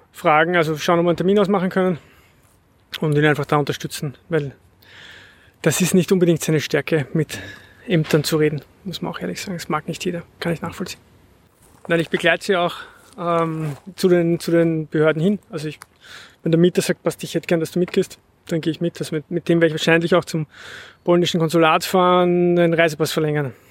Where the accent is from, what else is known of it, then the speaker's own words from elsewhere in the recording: Vienna, Austria; Ja, ich bin auch aus Simmering